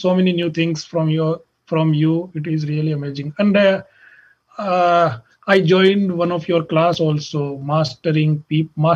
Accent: Jaipur, Rajasthan, India; moved away as an adult; now in Dublin, United States; I'm from Jaipur

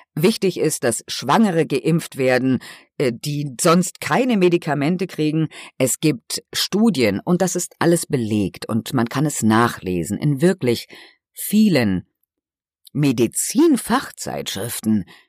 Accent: Germany; dass ich hier geboren bin

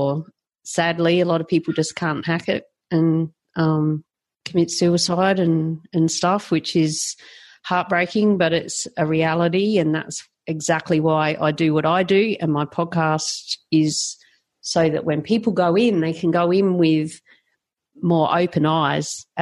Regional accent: South Australia, Australia; now in Queensland, Australia; I grew up in South Australia

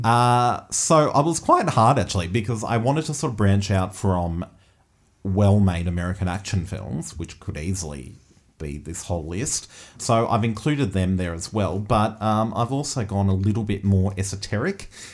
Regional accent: Australia; particularly thinking as Australian um, audiences and as a film that has been funded through Australian filmmaking systems

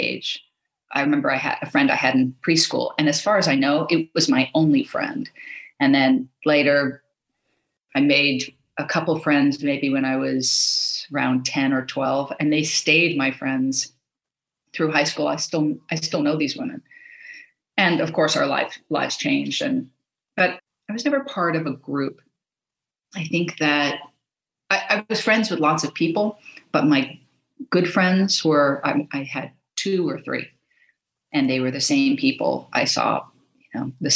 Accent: Los Angeles, California, United States; I grew up in Los Angeles.

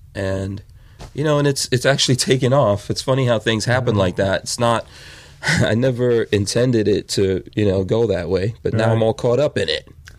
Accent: New York, United States; moved away as an adult; also born or lived in Guyana / Florida; I moved away from New York, where I grew up.

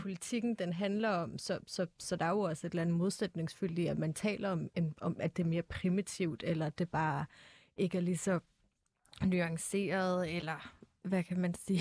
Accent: Albertslund, Capital Region of Denmark, Denmark; jeg er ikke fra Brøndby, jeg er fra Elberslund

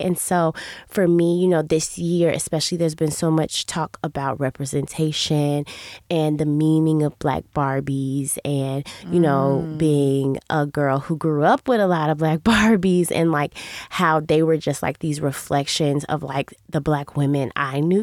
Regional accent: Chicago, Illinois, United States; I'm from Chicago, I'm from the South Side

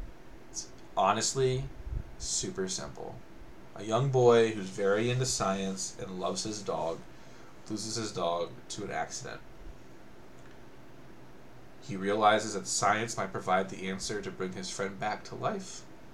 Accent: Canada; As a Canadian, I expect better.

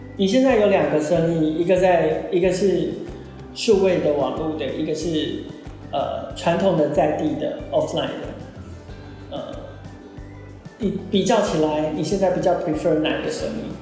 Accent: Banqiao, New Taipei, Taiwan; 我小时候在板桥长大。

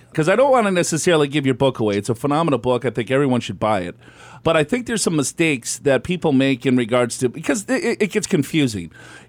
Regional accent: Minneapolis, Minnesota, United States; Yeah, I'm from Minneapolis myself.

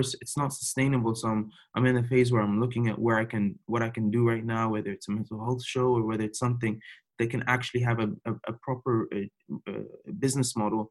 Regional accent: Cairo, Cairo Governorate, Egypt; also born or lived in Dubai, United Arab Emirates; now in Toronto, Canada; I was born and raised in Cairo

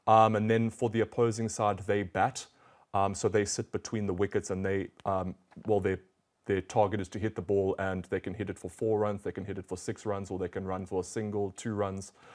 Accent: South Africa; I'm from South Africa

